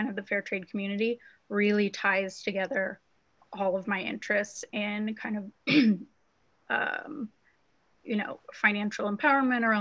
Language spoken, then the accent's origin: English; Spokane, Washington, United States; I am from Spokane, Washington, which is where Kazuri is